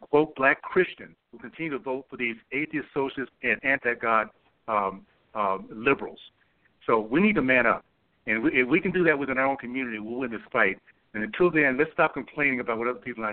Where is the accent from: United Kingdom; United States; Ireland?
United States; Tallahassee, Florida; I grew up in Tallahassee, Florida. So proud of that little town I grew up